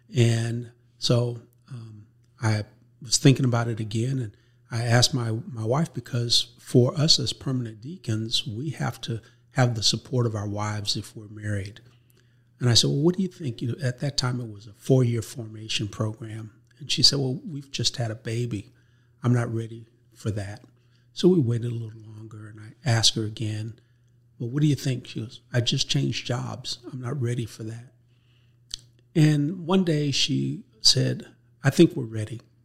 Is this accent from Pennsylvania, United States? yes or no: no; Oakland, California, United States; moved away as an adult; now in Texas, United States; growing up in California, Oakland, California, lived right across the street from the Catholic school